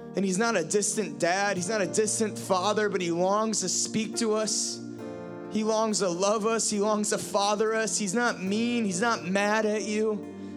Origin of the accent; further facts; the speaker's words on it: Ohio, United States; moved away; I'm from Ohio